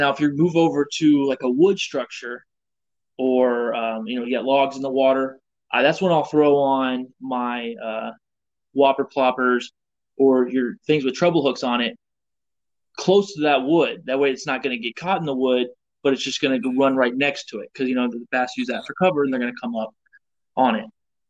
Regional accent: Indiana, United States; Especially me, I'm coming from Indiana, and like, this is the first time I've been around alligators as well.

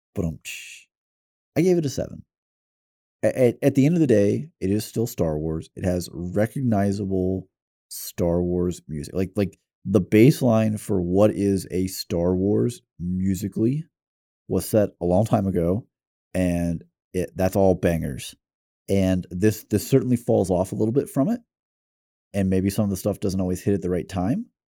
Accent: the South, United States; it'd be hard for someone to say, "Oh, you're definitely from the South," until I say "y'all."

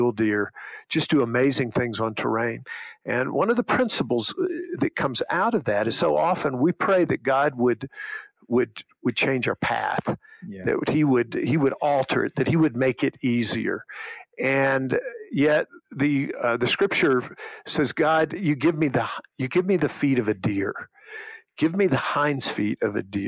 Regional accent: Monroeville, United States; moved away; when I was at my hometown in Monroeville

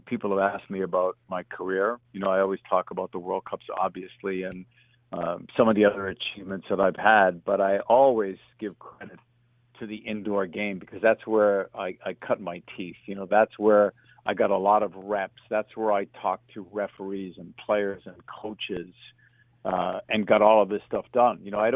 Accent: Boston, Massachusetts, United States; I grew up in the Boston area

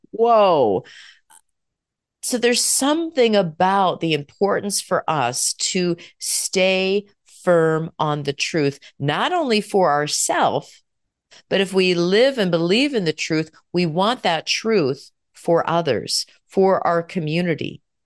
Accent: United States; We as American citizens

